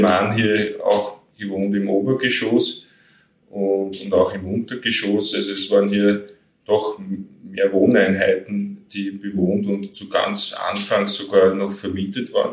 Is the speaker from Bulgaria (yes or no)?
no; Pressbaum, Lower Austria, Austria; ich bin hier in dem Haus aufgewachsen und groß geworden